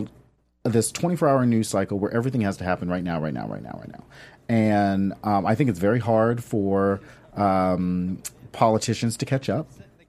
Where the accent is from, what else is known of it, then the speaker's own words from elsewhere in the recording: Southern United States, United States; I went to college in North Carolina. I'm from the South. My dad's military.